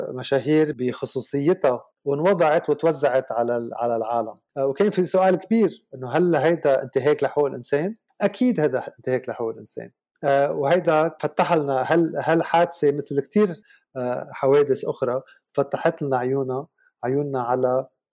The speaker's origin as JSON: {"language": "Arabic", "country": "Lebanon", "also_born_or_lived": "Switzerland / Canada", "said": "أنا لبناني بداية يعني نحن أنا لنبلش أنا لبناني"}